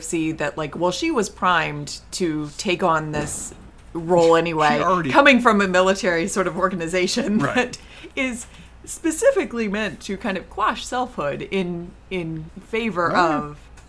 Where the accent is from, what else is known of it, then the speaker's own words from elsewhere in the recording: Edwardsville, United States; Edwardsville? That's my hometown?